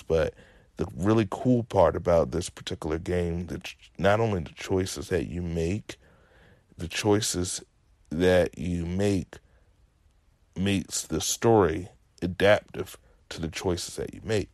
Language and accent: English; Virginia, United States; I'm as southern as can be, born and raised in Virginia